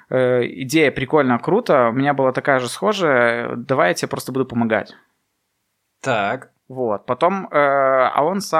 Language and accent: Russian; Belarus; у людей проснулся самосознание национальное, что да, мы белорусы.